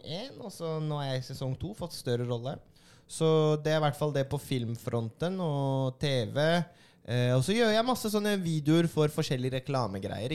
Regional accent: Oslo, Norway; born or raised there

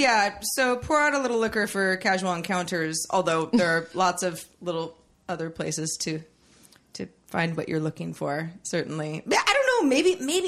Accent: California, United States; we're from California

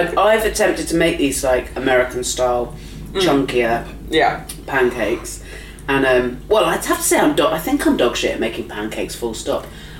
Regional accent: India; I'm Indian.

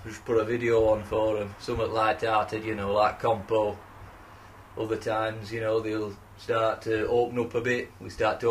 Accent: Yorkshire and the Humber, United Kingdom; Plus, I'm from the Rother Valley.

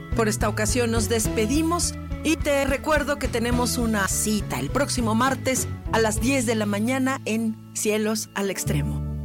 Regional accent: Mexico; yo, como mexicana

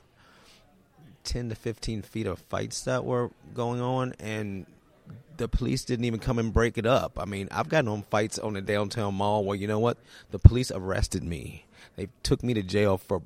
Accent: Charlottesville, Virginia, United States; I'm from Charlottesville, Virginia. Born and raised here.

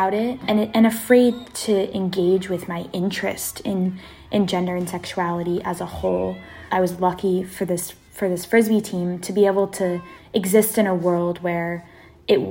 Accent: Seattle, Washington, United States; I'm from Seattle, Washington. I was born and raised in South Seattle

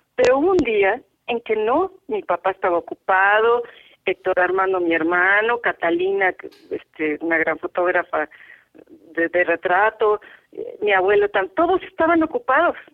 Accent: Mexico City, Mexico; nací en la Ciudad de México, en quieres hablar del hospital, el hospital San José

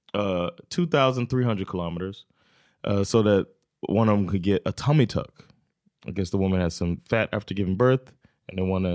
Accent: United States; now in Sweden; I'm still American

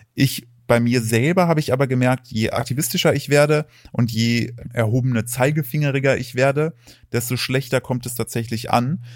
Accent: Thuringia, Germany; moved away; also born or lived in United States; als ich aufgewachsen bin, ich komme aus, aus Thüringen

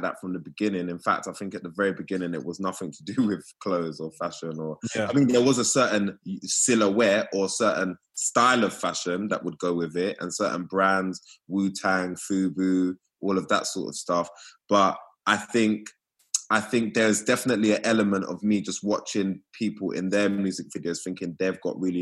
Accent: London, United Kingdom; a young black boy that's growing up in England, in London, around that time.

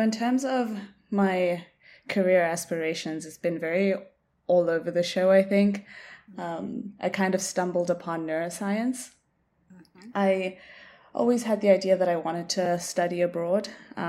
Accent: Botswana; moved away as an adult; now in Montreal, Canada; I was born and raised in Botswana. I did most of my schooling there, but I'm currently based in Canada, in Montreal.

